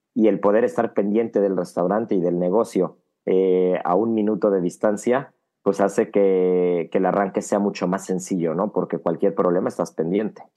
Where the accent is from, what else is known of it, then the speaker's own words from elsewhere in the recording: Mexico City, Mexico; moved away as an adult; now in Miami, United States; todos los que venimos de la Ciudad de México o de México en general